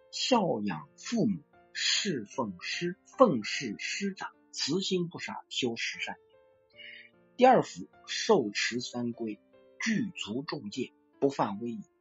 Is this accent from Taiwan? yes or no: no; China; 我们中国人有文化，中华文化在孝这一块是没有代沟。